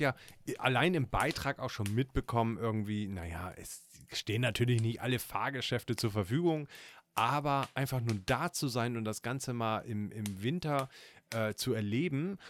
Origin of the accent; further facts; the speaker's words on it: Northern Germany, Germany; Gerade als Norddeutscher hat man äh, Kartoffeln, da wird man mit aufgezogen